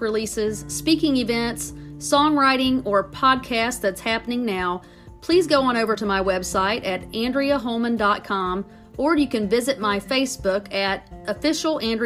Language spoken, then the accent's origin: English; United States; I grew up on the Tennessee River